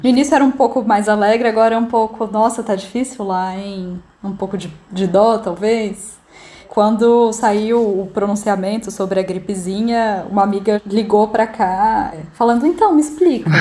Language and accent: Portuguese; Brasília, Federal District, Brazil; moved away as an adult; now in Milan, Italy; eu sou de Brasília e moro na Itália desde novembro do ano passado